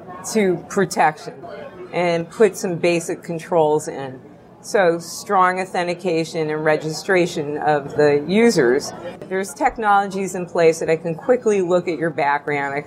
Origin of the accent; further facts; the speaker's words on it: United States